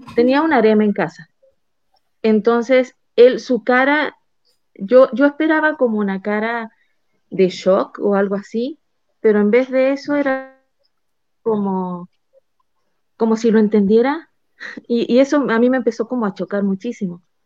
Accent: Chile; moved away as an adult; now in Mexico; yo soy chilena, yo vivía en Chile, me cambio, me vengo a México

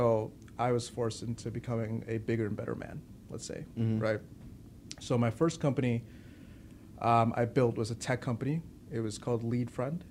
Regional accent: Chicago, Illinois, United States; also born or lived in Winnetka, Illinois; I was raised in the north side of Chicago

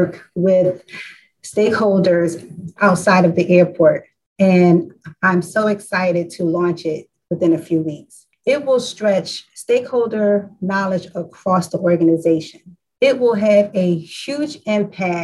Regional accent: Philadelphia, Pennsylvania, United States; also born or lived in Eastwick, Philadelphia / Roxborough, Philadelphia; I was born and raised in Southwest Philadelphia.

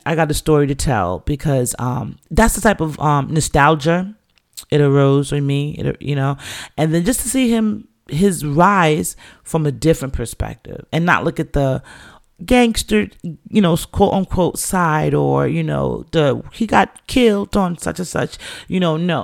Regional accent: New York, United States; also born or lived in England; as a Jamaican youth coming up in the city of New York in those times

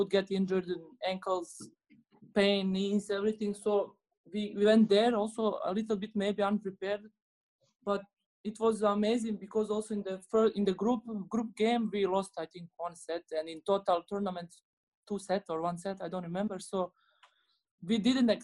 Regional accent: Bosnia & Herzegovina; English is a second language; moved away; I'm from Bosnia.

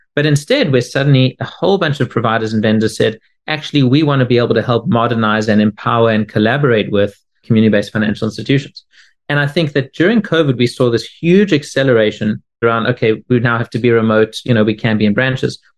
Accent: South Africa; now in Boston, United States; I'm originally from South Africa, although I now live in Boston

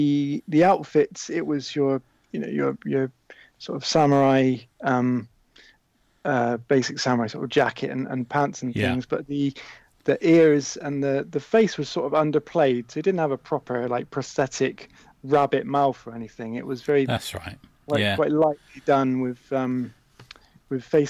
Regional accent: just outside Bristol, South West England, United Kingdom; I grew up just outside Bristol

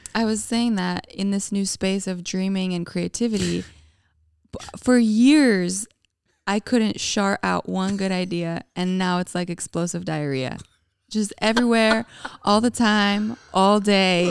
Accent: Calgary, Alberta, Canada; moved away as an adult; now in United States; I'm from Canada. I grew up in a city called Calgary, Alberta

